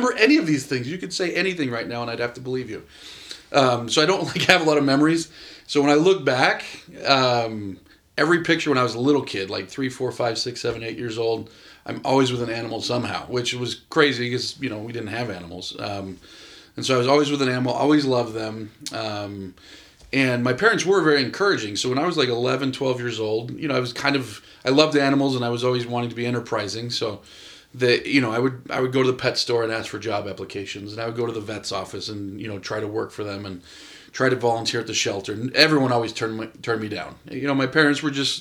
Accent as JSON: {"language": "English", "town": "San Jose", "region": "California", "country": "United States", "tie": "born or raised there", "also_born_or_lived": "Tracy, California", "moved": "as an adult", "lives_now": "Salt Lake City, United States", "said": "I grew up in California in the Bay Area until I was about 13, San Jose. And then we moved to a little town called Tracy when I was 13"}